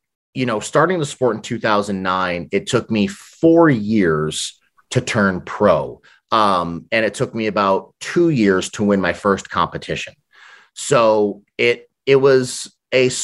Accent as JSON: {"language": "English", "town": "New York City", "region": "New York", "country": "United States", "tie": "born or raised there", "also_born_or_lived": "Brooklyn", "moved": "yes", "lives_now": "Massachusetts, United States", "said": "Growing up in New York"}